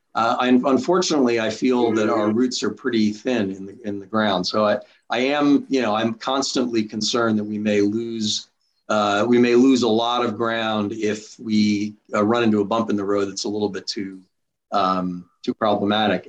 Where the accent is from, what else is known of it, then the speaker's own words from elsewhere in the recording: New York, United States; I grew up in New York. Went to high school at a public high school in New York